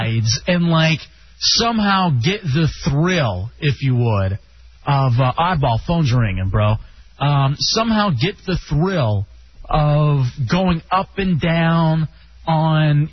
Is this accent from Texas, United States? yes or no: yes; Texas, United States; moved away; also born or lived in Michigan; Growing up in Texas